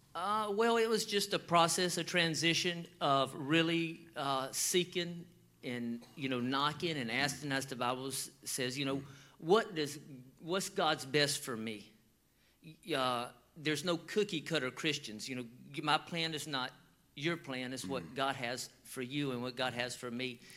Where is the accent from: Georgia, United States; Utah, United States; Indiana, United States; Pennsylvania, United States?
Georgia, United States; we grew up in the South and we grew up in you know it's hot in Georgia